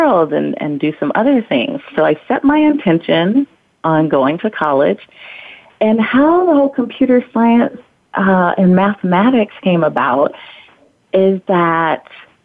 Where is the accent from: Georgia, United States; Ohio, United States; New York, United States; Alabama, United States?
Alabama, United States; now in Maui, United States; I grew up, born and raised in Alabama, very rural, tiny little town